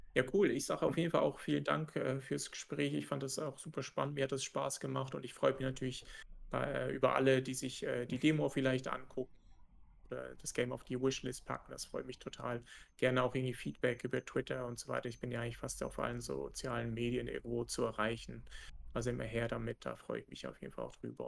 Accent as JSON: {"language": "German", "country": "Germany", "said": "als Deutscher, also als Entwickler aus Deutschland"}